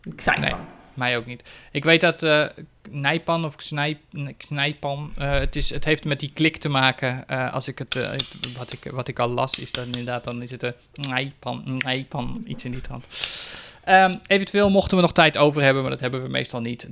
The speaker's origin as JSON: {"language": "Dutch", "country": "Netherlands", "said": "als Nederlander"}